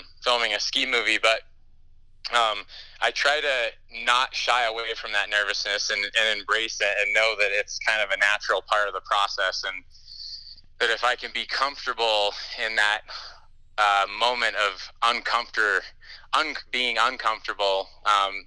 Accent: Salt Lake City, Utah, United States; moved away; I'm going to be in Salt Lake City, which is my hometown

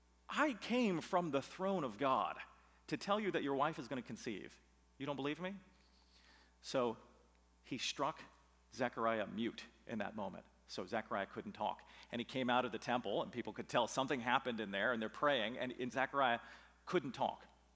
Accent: California, United States; now in Roselle, United States; I'm not a Midwesterner. I'm a Californian.

